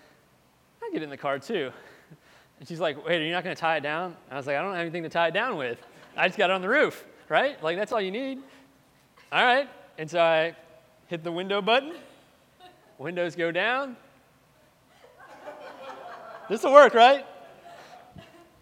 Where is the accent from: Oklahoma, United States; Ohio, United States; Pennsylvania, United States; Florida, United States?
Florida, United States; moved away as an adult; also born or lived in Tennessee; I grew up in Florida my whole life